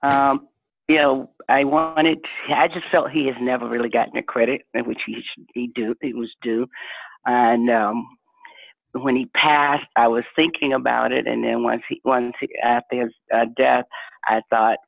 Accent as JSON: {"language": "English", "town": "Griffin", "region": "Georgia", "country": "United States", "tie": "born or raised there", "said": "where we grew up in Griffin, Georgia"}